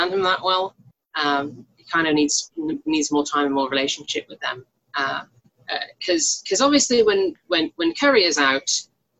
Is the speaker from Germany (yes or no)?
no; United Kingdom; We're both British